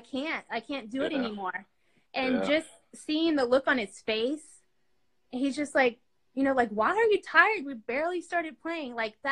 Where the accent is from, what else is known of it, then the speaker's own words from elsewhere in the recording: Dallas, Texas, United States; born there; I was born in Dallas, Texas, and my mom and dad separated, so we moved around a lot.